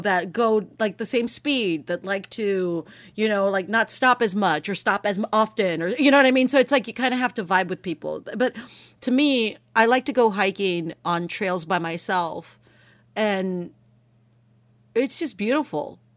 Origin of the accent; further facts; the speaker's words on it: United States; first language Spanish; English is a second language; Spanish is my first language, right? But in English, you know, I look, I grew up here